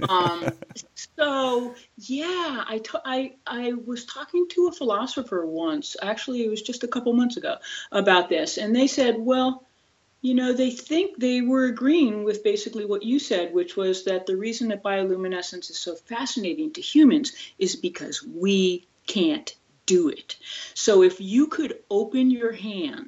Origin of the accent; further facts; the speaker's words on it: Connecticut, United States; I grew up in Connecticut